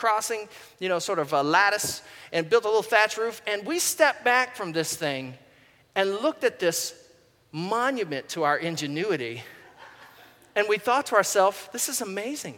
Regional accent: Goochland, Virginia, United States; My brother and I, when we were kids, we grew up in Goochland, Virginia, and we lived for the first 10 or 12 years of our life in this rural part of Virginia

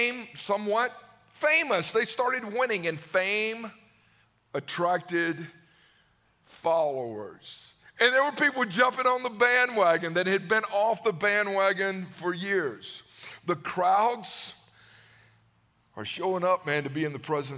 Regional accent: Newnan, Georgia, United States; I grew up in Georgia. I grew up in Noonan.

